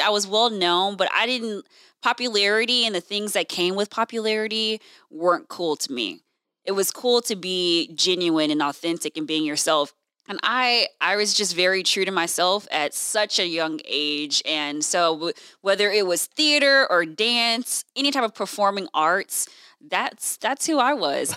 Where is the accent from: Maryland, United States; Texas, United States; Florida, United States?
Texas, United States; Houston; moved away as an adult; also born or lived in Washington, D.C. / Illinois; now in Fresno, United States; I'm originally from Houston, Texas